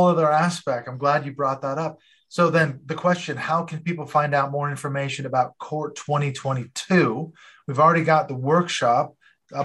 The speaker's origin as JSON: {"language": "English", "town": "Seattle", "region": "Washington", "country": "United States", "tie": "born or raised there", "also_born_or_lived": "Portland, Oregon", "moved": "as an adult", "said": "I grew up in Seattle and then we moved down to Portland"}